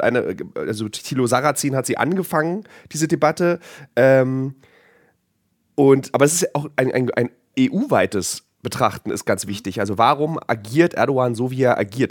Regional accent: Berlin, Germany; ich komme aus Ostberlin

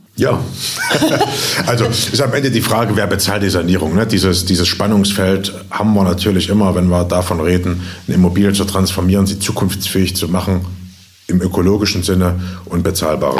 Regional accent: Jena, Thuringia, Germany; also born or lived in Berlin; bin zurückgezogen in meine Heimatstadt Jena

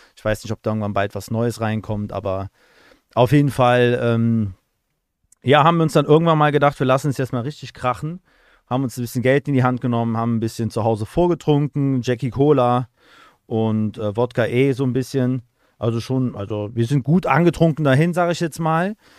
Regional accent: Aachen, North Rhine-Westphalia, Germany; ich komme ja aus Aachen

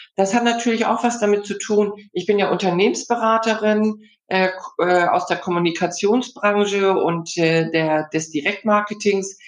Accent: Hamburg, Germany; ich komme ja aus Hamburg, äh, was man in Hamburg so lernt, Im- und Exportkaufmann.

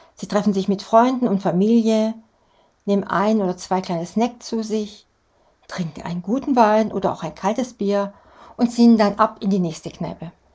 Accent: Germany; für uns Deutsche

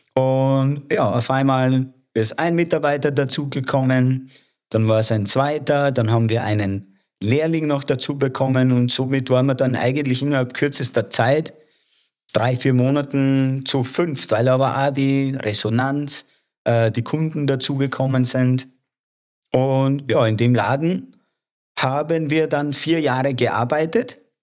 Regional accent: Lower Austria, Austria; moved away as an adult; also born or lived in Wiener Neustadt; now in Salzburg, Austria; ich bin gebürtiger Niederösterreicher und bin aufgewachsen 100 Kilometer südlich von Wien

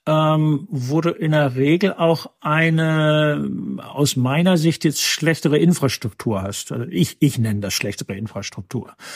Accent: North Rhine-Westphalia, Germany; moved away as an adult; now in Massachusetts, United States; ich bin gebürtiger Westfaler

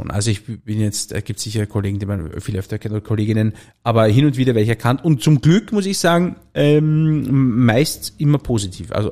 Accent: Salzburg, Austria; ich habe zwei Töchter, wir leben auf einem Bauernhof und eine Frau und äh, wir sind eine Salzburger Bauernfamilie

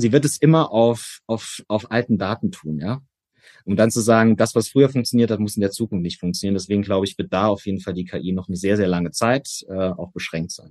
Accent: Saarland, Germany; Erstmal ist es meine Heimat. Ich bin gebürtiger Saarländer

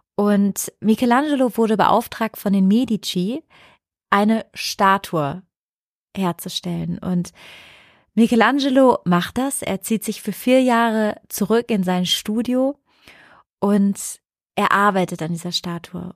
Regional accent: Cologne, North Rhine-Westphalia, Germany; Ich bin aus dem Haus in Köln bei meiner Mama weggezogen.

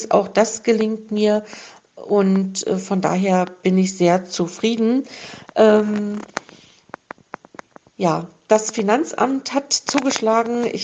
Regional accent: East Germany, Germany; Ich bin ja in der DDR groß geworden.

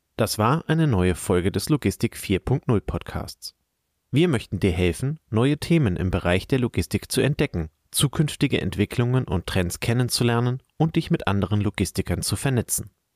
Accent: Kiel, Schleswig-Holstein, Germany; Kann ich als Kieler Sprotte nur absolut unterschreiben

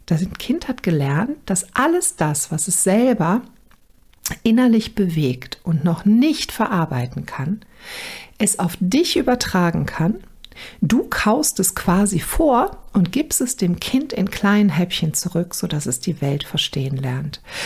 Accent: Germany; also born or lived in Düsseldorf area, North Rhine-Westphalia; bei uns in Deutschland

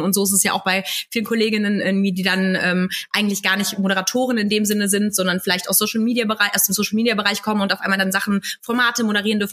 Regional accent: Munich, Bavaria, Germany; moved away as an adult; now in Cologne, Germany; ich komme ursprünglich aus München, lebe aber jetzt schon seit äh, ja, über 13 Jahren in Köln

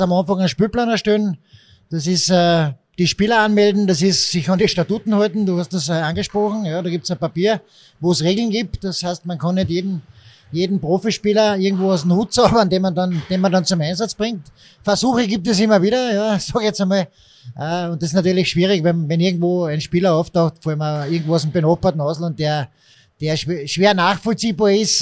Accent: Villach, Carinthia, Austria; moved away as an adult; now in Linz, Austria; ich bin Kärntner, da wächst man mit einem Eishockey zwangsläufig auf, habe aber selbst nie richtig Eishockey spielen gelernt, ich habe mir das selbst beigebracht durch Eishockey zuschauen gehen in der Schulzeit in Villach

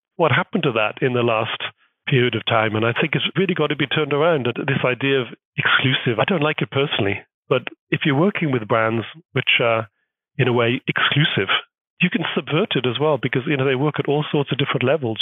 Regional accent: United Kingdom; moved away as an adult; now in Hamburg, Germany; being British is actually really quite a strong identity. Well, up until the Brexit problematic, it was actually pretty good brand being from Great Britain.

